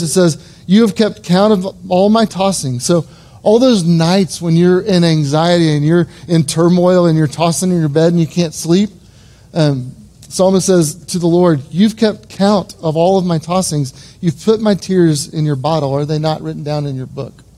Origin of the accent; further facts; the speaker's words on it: Edmond, Oklahoma, United States; I was born and raised in Edmond, Oklahoma